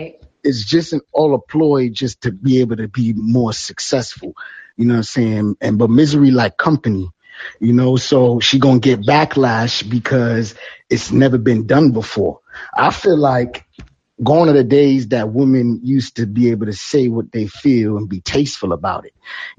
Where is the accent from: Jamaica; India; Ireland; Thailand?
Jamaica; Yeah, there's, you know what, I'm Jamaican, so you know, I can't reveal all the secrets out here.